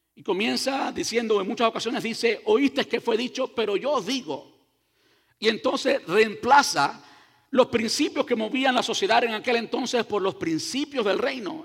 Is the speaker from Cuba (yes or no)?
yes; Cuba; yo soy cubano.